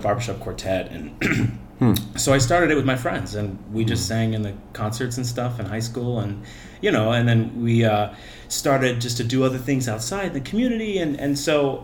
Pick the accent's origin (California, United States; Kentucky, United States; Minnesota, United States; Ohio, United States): Ohio, United States; Cleveland; I was born in Cleveland, Fairview Park Hospital